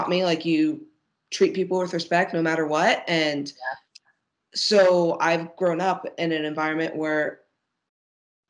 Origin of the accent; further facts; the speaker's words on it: Dallas, Texas, United States; I grew up in Dallas